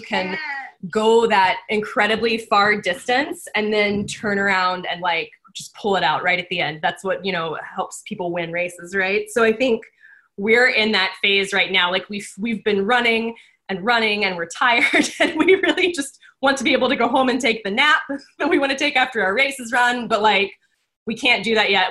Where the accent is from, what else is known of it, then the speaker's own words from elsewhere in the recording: Texas, United States; also born or lived in New York; now in Oregon, United States; I grew up in Texas